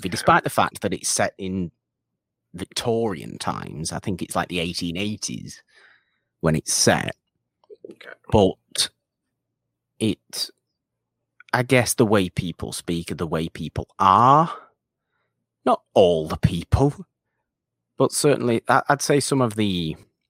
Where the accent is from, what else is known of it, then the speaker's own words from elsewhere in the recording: Bolton, North West England, United Kingdom; accent: Bolton / Salford mix; also born or lived in Salford; I have a slightly different accent naturally, too, because I'm technically from Bolton, so I speak naturally with a Bolton accent, or more of a Bolton accent. I suppose it's probably a bit of a mix of Bolton and Salford.